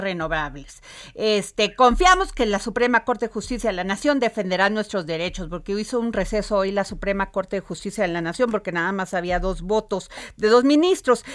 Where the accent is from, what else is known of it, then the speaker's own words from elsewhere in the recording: Veracruz, Mexico; como dicen en mi pueblo, allá en Veracruz